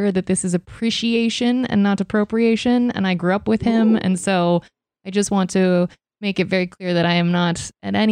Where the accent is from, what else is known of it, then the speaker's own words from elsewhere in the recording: Ohio, United States; moved away; I'm originally from Ohio.